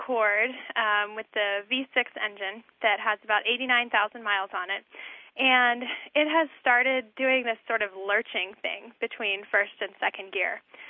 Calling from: Salt Lake City, Utah, United States; This is …, and I'm calling from Salt Lake City.

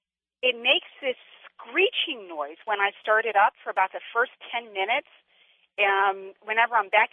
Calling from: Wynnewood, Pennsylvania, United States; I'm calling from Wynwood, Pennsylvania, outside of Philadelphia.

